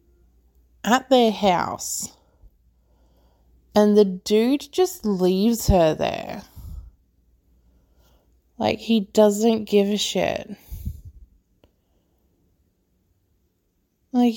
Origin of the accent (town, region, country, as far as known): Australia